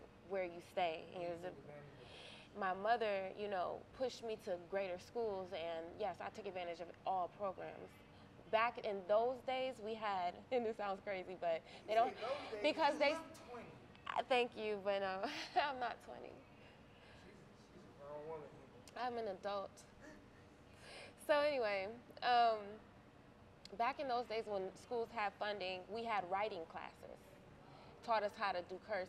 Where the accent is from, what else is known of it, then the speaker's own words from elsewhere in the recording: Cleveland, Ohio, United States; also born or lived in Grafton; I'm an actress, a singer, a model from Cleveland, Ohio